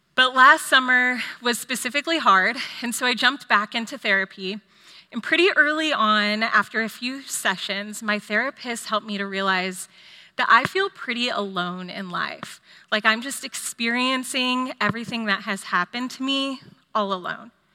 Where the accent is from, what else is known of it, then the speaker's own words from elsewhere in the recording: Austin, Texas, United States; also born or lived in California; I grew up here in Austin